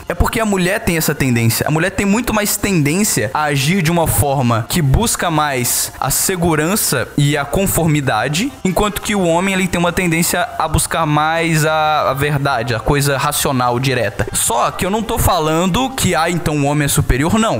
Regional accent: Minas Gerais, Brazil; Eu, como mineiro

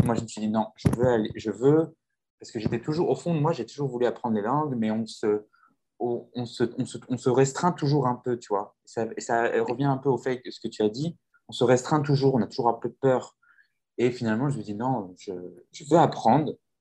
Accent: France; moved away as an adult; now in São Paulo, Brazil; je suis français, je suis arrivé au Brésil, ça fait bientôt trois ans que je vis à São ah. Paulo

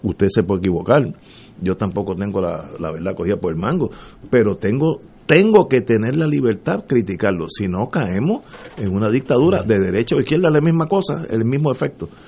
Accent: Puerto Rico; como puertorriqueño

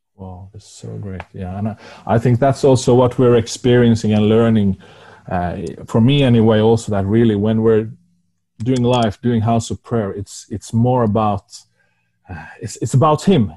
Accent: Norway; first language Norwegian; English is a second language; My first language is Norwegian

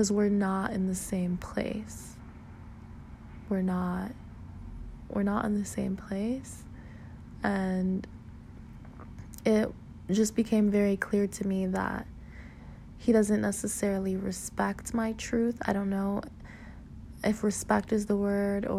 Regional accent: South Florida, United States; moved away; growing up in South Florida affected me

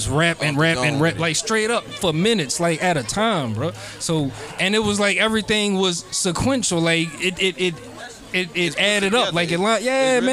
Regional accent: Metairie, Louisiana, United States; So I'm like, no, I'm from Metairie.

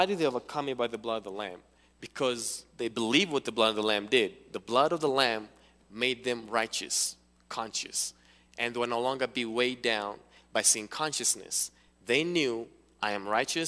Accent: Kenya; moved away; also born or lived in Cincinnati; I'm from Kenya.

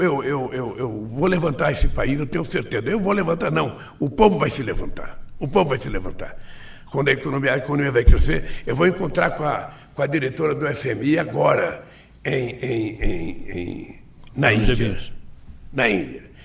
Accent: Brazil; Eu sou brasileiro

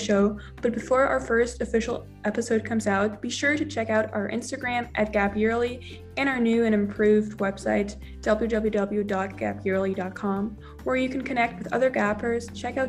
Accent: Germany; I'm from Germany

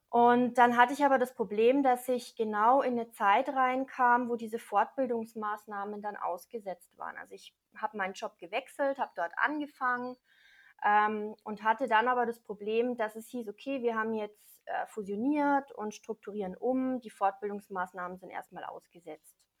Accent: Neumarkt in der Oberpfalz, Bavaria, Germany; ich komme aus Neumarkt, das liegt ziemlich mittig zwischen Nürnberg und Regensburg in der mhm. Oberpfalz

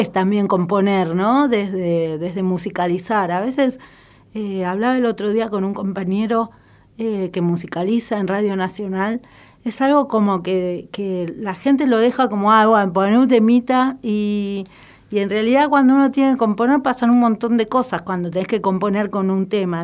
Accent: Lanús, Buenos Aires Province, Argentina; soy nacida y criada en Lanús

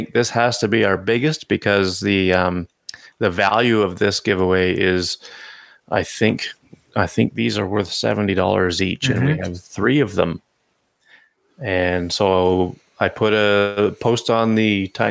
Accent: Canada; I'm Canadian

